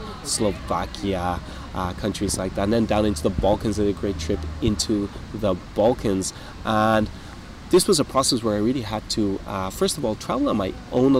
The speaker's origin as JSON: {"language": "English", "country": "Ireland", "tie": "born or raised there", "said": "I'm Irish-British. I was born in Ireland"}